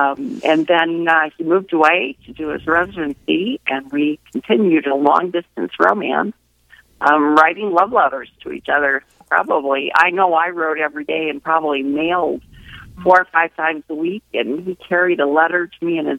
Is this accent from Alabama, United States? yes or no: no; Kansas City, Missouri, United States; moved away as an adult; now in Casper, United States; Well, I am actually not a Wyoming native. I was born and raised in Kansas City, Missouri.